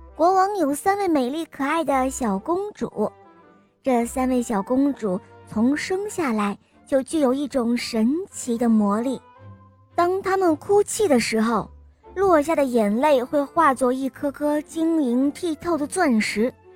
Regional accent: Chengdu, Sichuan, China; 我今年六岁半，我来自成都

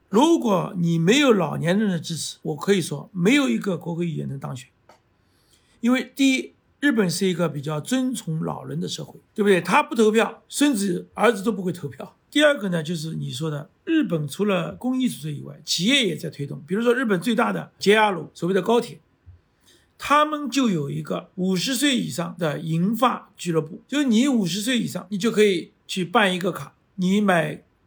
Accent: Shanghai, China; 我自己女儿上海人她都听不懂，所以现在上海人都讲普通话了

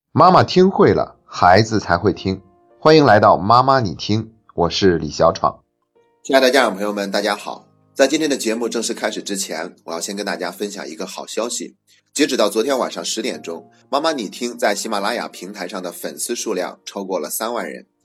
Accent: China; 我们中国人对死亡都是比较避讳的

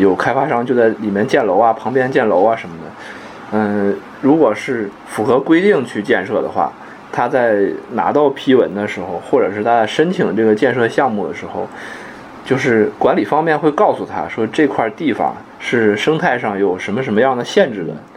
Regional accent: Mudanjiang, Heilongjiang, China; moved away; 像我们老家那个牡丹江市，现在据说外来人口也， 也比以前要多很多了

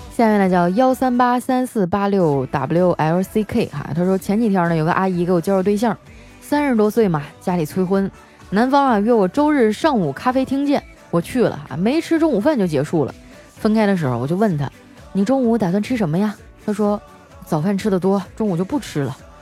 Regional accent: Northeast China, China; 我们东北人呢，就是爱喝酒，并且还，还贼会劝酒

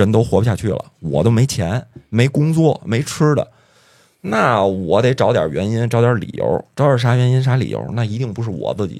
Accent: China; 我们中国人也很聪明啊。

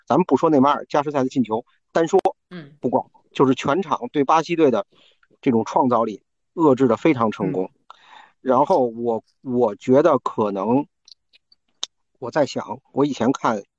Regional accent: China; 我们作为中国人

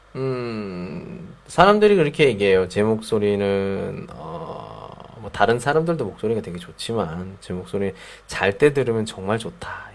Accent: South Korea; first language Korean; 제 모국어니까 우리나라 말이니까

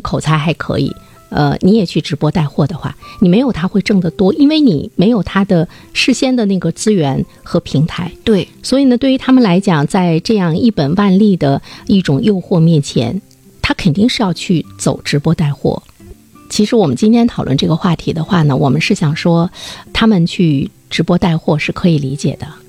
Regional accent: Dalian, Liaoning, China; 我们大连人

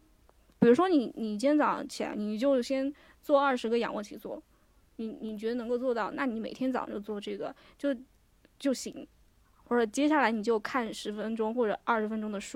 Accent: China; 对我们，我中国人和

